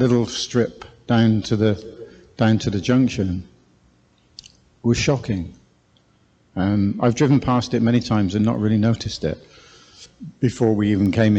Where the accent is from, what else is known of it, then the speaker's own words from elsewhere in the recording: South West England, United Kingdom; moved away as an adult; we don't come from this part of the world. We come from the southwest originally. You can probably hear it in my accent.